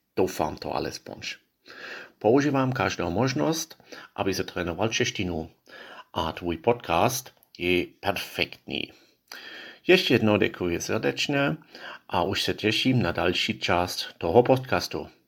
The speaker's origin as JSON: {"language": "Czech", "country": "Israel", "second_language": "Czech", "moved": "yes", "lives_now": "Prague, Czechia", "said": "z Izraeli. Já bydlím v Praze"}